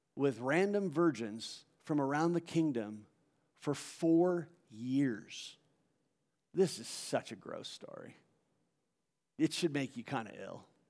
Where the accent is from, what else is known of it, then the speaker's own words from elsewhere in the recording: South Orange County, California, United States; moved away as an adult; now in Long Beach, United States; I grew up down in South Orange County. I live in Long Beach